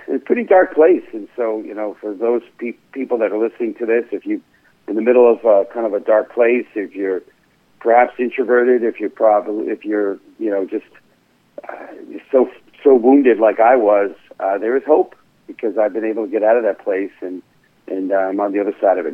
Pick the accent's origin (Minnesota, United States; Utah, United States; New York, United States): New York, United States; New York City; now in Stamford, United States; born and raised in the Bronx